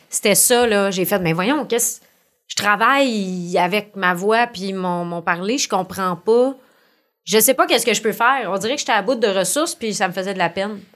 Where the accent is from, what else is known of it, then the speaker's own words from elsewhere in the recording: Montreal, Quebec, Canada; accent: accent de pauvre; j'appelle mon accent de pauvre, là, c'est que je viens du sud-ouest de Montréal